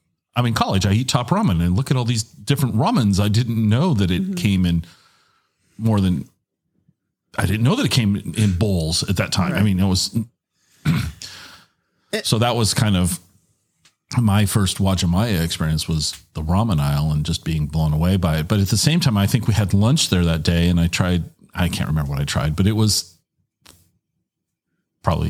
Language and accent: English; Tacoma, Washington, United States; also born or lived in Ellensburg; I grew up in Tacoma